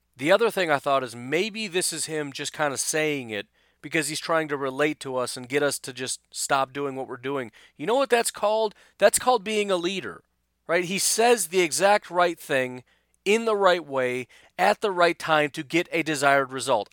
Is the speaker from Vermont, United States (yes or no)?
no; Illinois, United States; I remember growing up in Illinois